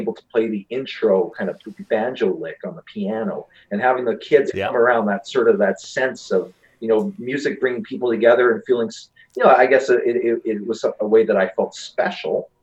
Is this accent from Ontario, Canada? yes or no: no; Saskatoon, Saskatchewan, Canada; moved away as an adult; also born or lived in Philadelphia, Pennsylvania / Vancouver; so we came up here in 75, and I grew up in Saskatoon.